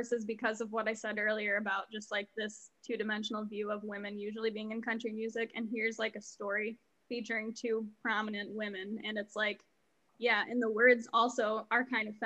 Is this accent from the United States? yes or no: yes; Fremont, Michigan, United States; I grew up in Fremont